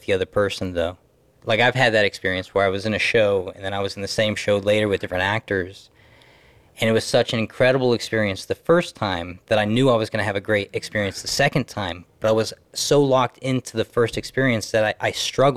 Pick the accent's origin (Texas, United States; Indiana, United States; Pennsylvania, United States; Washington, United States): Washington, United States; Seattle; also born or lived in Camano Island; I was born in Seattle. I lived there till I was about 3 or 4